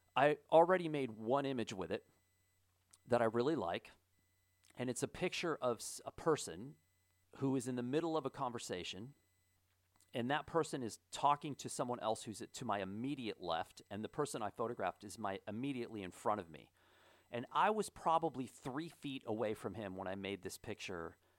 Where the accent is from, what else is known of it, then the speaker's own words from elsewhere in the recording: Kennerville, Indiana, United States; moved away; my hometown, Kennerville, Indiana